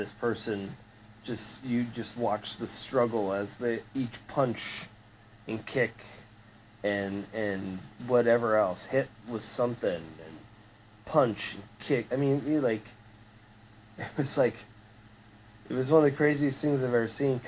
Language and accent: English; the South, Florida, United States; growing up in the South